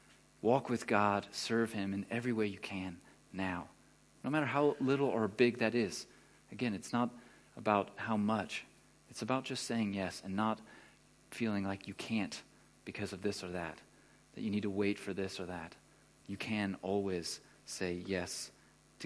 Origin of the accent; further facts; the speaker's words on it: Texas, United States; moved away as an adult; now in Germany; I'm from Texas, like, you know, bass player dude in Texas